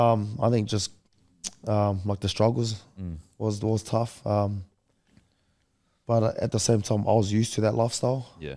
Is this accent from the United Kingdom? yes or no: no; New Zealand; born there; I was born in New Zealand, but I want to represent my mum and dad.